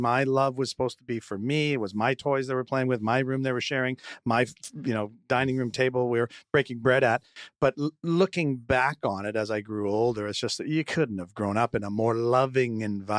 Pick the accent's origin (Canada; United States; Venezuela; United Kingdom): Canada; Winnipeg, Manitoba; I was born in Winnipeg with my family, which if anyone ever tells you that hell is fire and brimstone, they're incorrect. It's 40 feet of 40 below and 8 feet of snow.